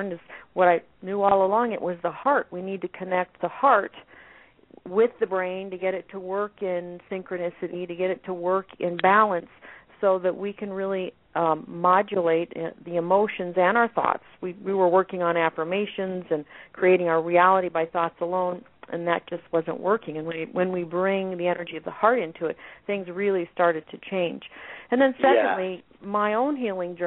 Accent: Scottsdale, Arizona, United States; in Scottsdale, Arizona, which is my hometown

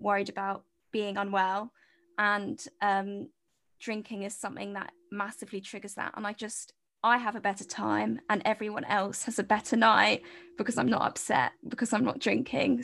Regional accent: United Kingdom; moved away as an adult; now in Cardiff, United Kingdom; I'm, I'm from near London, but I'm in Cardiff at the moment in Wales

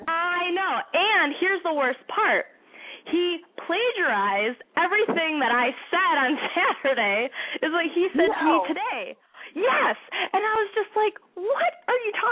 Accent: Chicago, Illinois, United States; I'm from Chicago.

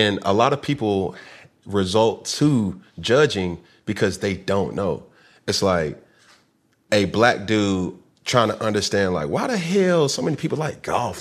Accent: the South, United States; I'm from the South.

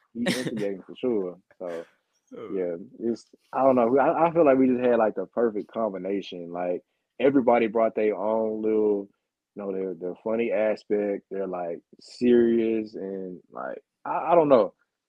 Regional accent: Beaumont, Texas, United States; also born or lived in Houston; now in Denver, United States; yeah, I'm from Beaumont, bro.

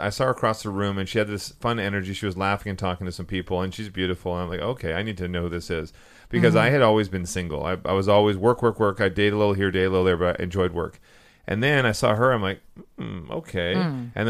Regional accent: Vancouver, British Columbia, Canada; I'm from Vancouver.

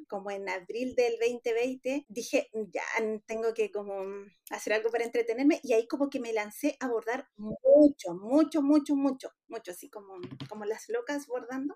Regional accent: La Serena, Coquimbo, Chile; yo soy de La Serena

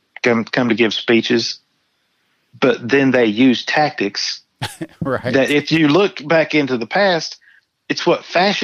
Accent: United States; accent: American English; first language English; American English is my first language

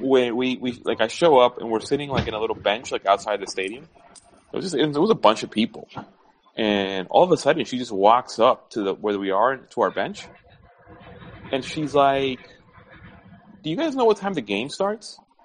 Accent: New York, United States; moved away; growing up in New York

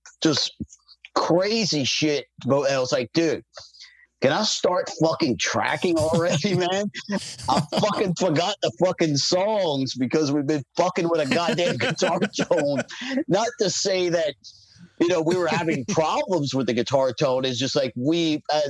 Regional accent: New Orleans, Louisiana, United States; I'm from New Orleans

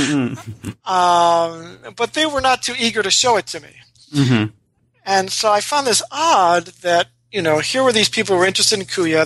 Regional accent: Rochester, New York, United States; I was uh, born and raised in Rochester, New York

